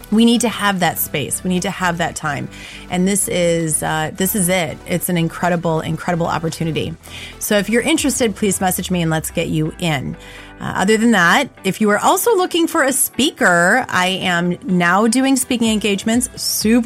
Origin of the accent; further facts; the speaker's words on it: Black Earth, Wisconsin, United States; moved away; I grew up in Black Earth